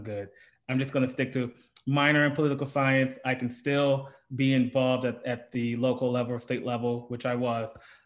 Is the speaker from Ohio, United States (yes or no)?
yes; Lorain, Ohio, United States; moved away; I am from Lorain, Ohio, which is about 40 minutes west of Cleveland. Born and raised there